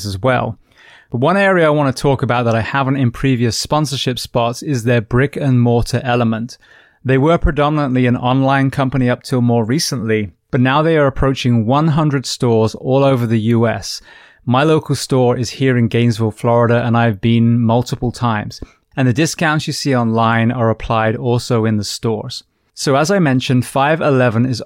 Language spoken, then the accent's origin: English; Bath, South West England, United Kingdom; moved away; I'm from Bath originally, so West Country